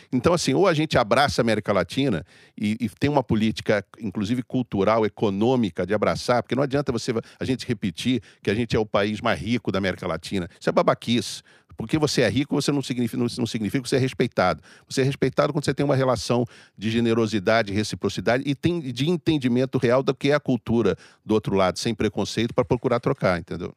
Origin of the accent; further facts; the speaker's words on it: Brazil; como brasileiro